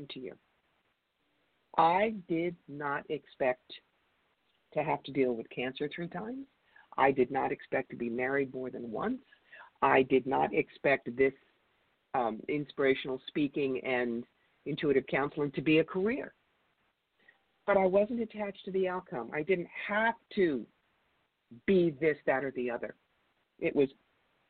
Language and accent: English; Cherry Hill, New Jersey, United States; also born or lived in rural New York; now in New York, United States; I grew up in Cherry Hill, New Jersey